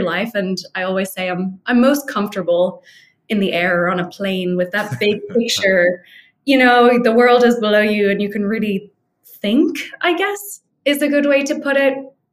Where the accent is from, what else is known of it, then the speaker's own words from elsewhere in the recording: Dublin, Leinster, Ireland; moved away as an adult; also born or lived in France; now in Phoenix, United States; But I'm from Dublin.